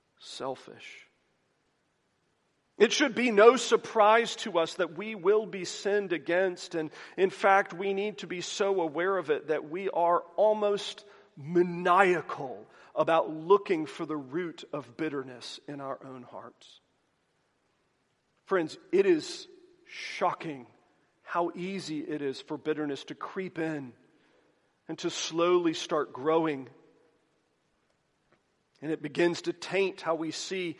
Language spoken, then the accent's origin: English; the South, United States; I am from the South